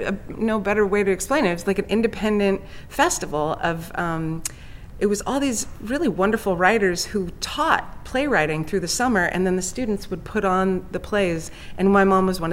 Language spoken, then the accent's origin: English; Los Angeles, California, United States; I grew up in Hollywood, California, right in the midst of everything.